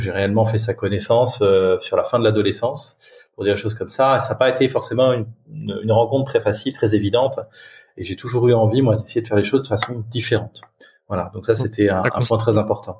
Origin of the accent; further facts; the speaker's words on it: Touraine, Centre-Val de Loire, France; moved away as an adult; je suis originaire de Touraine, mais j'ai beaucoup beaucoup bougé euh, dans ma vie, dans ma carrière.